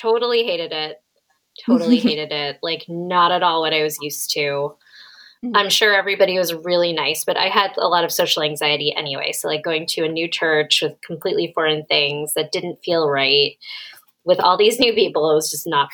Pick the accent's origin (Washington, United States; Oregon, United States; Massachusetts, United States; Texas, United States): Massachusetts, United States; I'm from Massachusetts